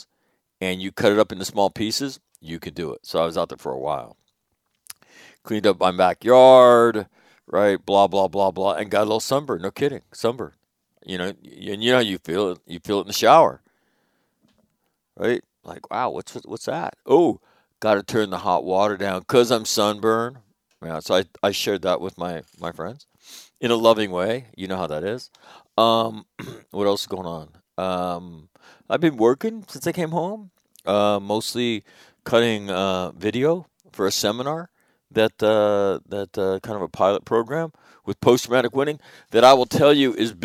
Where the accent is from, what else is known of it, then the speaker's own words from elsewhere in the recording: Northern California, United States; I'm from California. Northern California.